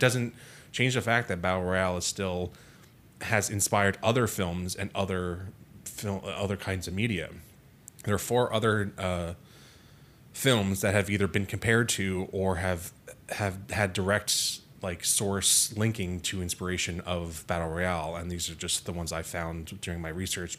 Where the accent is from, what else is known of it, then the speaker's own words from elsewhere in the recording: United States; being American citizens